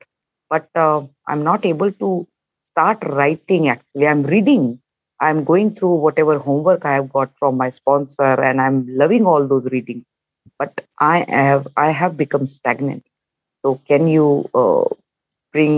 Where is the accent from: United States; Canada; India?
India; I'm from India